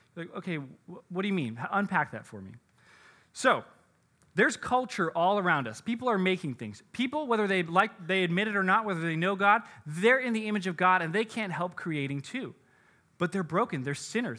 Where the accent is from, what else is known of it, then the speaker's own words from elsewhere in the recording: United States; as American Christians